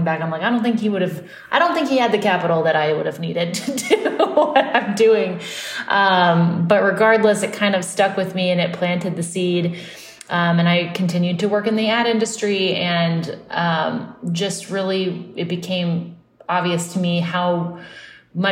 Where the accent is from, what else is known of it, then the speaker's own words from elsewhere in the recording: Austin, Texas, United States; now in New York, United States; I grew up in Austin